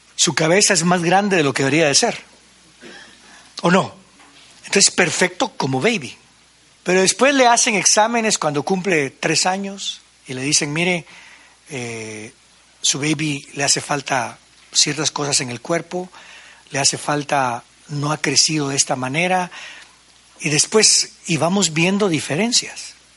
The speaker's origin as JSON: {"language": "Spanish", "country": "Guatemala", "said": "Soy puro guatemalteco"}